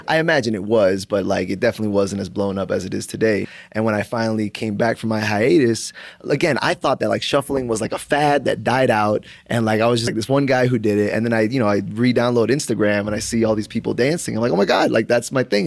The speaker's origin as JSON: {"language": "English", "region": "South Florida", "country": "United States", "tie": "born or raised there", "also_born_or_lived": "Broward County, Florida / Miami, Florida", "moved": "as an adult", "lives_now": "Tempe, United States", "said": "I'm originally from South Florida, uh, born in Broward County, ended up moving to Miami when I was, like, eleven, um, and, uh, basically lived in Florida until a year and a half ago when I moved out to Arizona."}